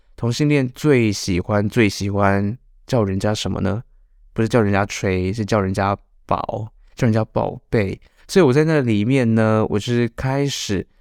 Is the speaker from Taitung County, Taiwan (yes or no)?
no; Changhua County, Taiwan; 我这个彰化人也留在马祖了